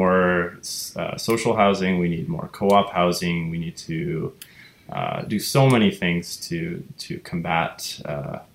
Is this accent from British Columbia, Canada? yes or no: yes; Vancouver Island, British Columbia, Canada; now in Vancouver, Canada; I'm originally from Vancouver Island, and so you know, growing up there in a sort of non-city environment